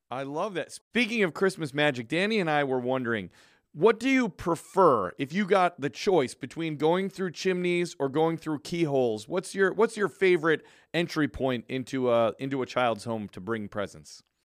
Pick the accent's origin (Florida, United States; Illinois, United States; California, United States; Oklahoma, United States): Illinois, United States; Chicago; I'm from Chicago